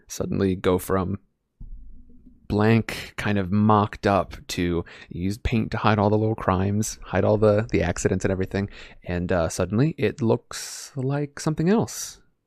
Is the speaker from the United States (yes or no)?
yes; Iowa, United States; now in California, United States; I'm in California now, but I was from Iowa.